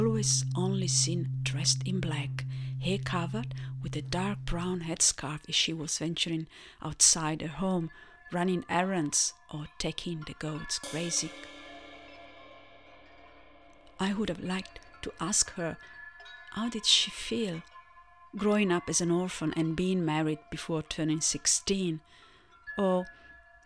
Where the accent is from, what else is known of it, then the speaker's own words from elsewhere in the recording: Sardinia, Italy; first language Italian; English is a second language; moved away; also born or lived in Melbourne, Australia; that native language of mine, forced onto me by my Sardinian-speaking parents